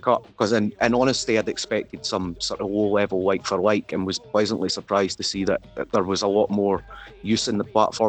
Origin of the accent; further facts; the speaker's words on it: Fife, Scotland, United Kingdom; rapping in my own accent